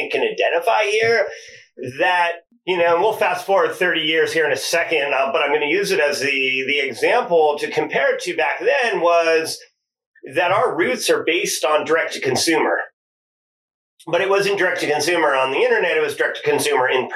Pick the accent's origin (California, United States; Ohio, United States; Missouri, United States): California, United States; Silicon Valley; We're from Silicon Valley